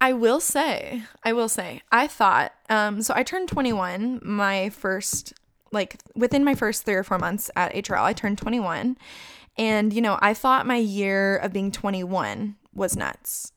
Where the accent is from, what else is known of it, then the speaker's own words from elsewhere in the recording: Chandler, Arizona, United States; moved away as an adult; also born or lived in Tucson, Arizona / Boulder, Colorado; I don't really wanna live in my hometown